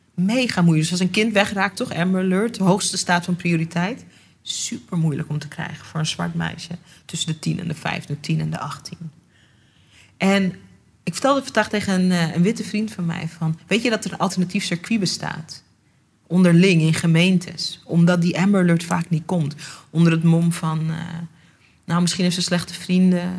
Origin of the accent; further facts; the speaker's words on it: Netherlands; ik ben geboren getogen in Nederland